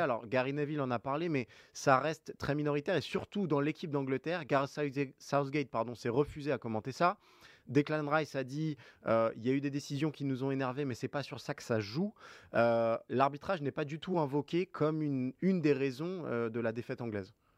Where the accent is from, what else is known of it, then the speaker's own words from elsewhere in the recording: France; nous, en tant que Français